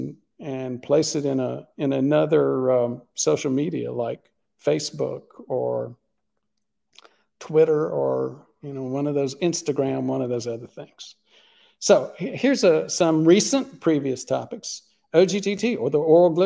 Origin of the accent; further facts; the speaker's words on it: Southeast United States, United States; I grew up in the Southeast United States, the land of sweet tea.